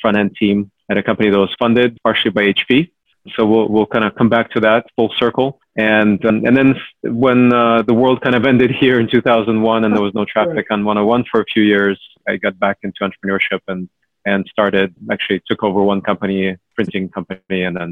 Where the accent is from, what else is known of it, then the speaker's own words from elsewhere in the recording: Cupertino, California, United States; also born or lived in Ukraine; So I was born in Ukraine. I grew up in Cupertino, largely, since I was about 8 years old